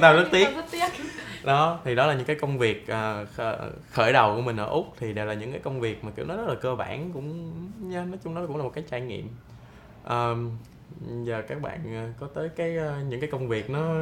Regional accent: Binh Phuoc, Vietnam; moved away as an adult; mình xuất thân từ một vùng quê mình ở bình phước và cái chỗ của mình là sát biên giới campuchia luôn

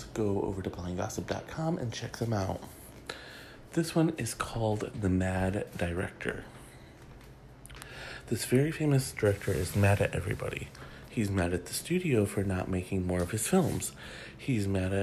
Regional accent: Michigan, United States; Michigan, my home state

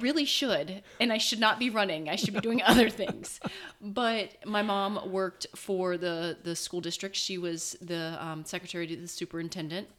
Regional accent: Cincinnati, Ohio, United States; growing up in Cincinnati, it is a big city

